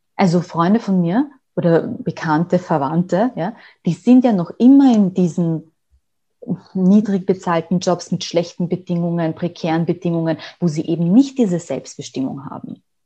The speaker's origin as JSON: {"language": "German", "country": "Austria", "said": "bei uns in Österreich"}